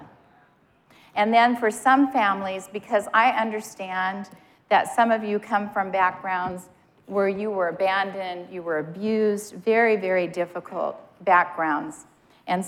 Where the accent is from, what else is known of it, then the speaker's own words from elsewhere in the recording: Montana, United States; moved away; I'm from Montana, and when I lived in Montana, a lot of times it would pour.